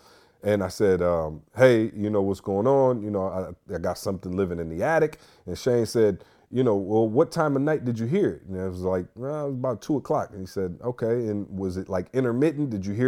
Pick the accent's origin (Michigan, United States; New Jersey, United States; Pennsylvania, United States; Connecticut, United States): Michigan, United States; I don't know. I'm from the Mitten. I don't really believe we have flying squirrels.